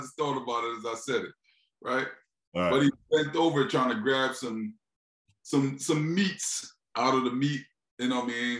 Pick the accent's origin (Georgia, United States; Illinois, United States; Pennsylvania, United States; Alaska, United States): Pennsylvania, United States; Philadelphia; You're from Detroit. I'm from Philly. Like, motherfuckers don't, it's no open carrying in Philly, right?